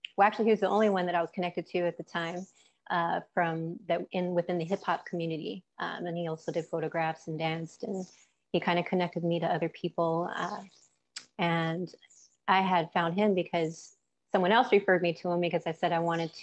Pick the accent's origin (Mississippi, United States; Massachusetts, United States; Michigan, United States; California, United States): California, United States; Santa Ana; also born or lived in Orange, California; where I'm from Santa Ana, Orange County, Southern California, West Side. born and raised, I was born in Orange, the city of Orange, and raised in Santa Ana. Those are my roots.